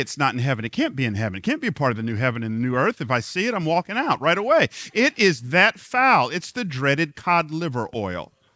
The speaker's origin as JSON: {"language": "English", "town": "Atlanta", "region": "Georgia", "country": "United States", "tie": "born or raised there", "moved": "yes", "said": "I grew up in Atlanta"}